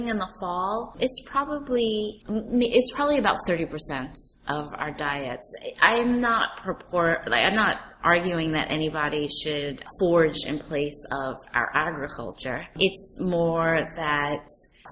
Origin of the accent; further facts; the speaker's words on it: New York City, New York, United States; New York City, which is my hometown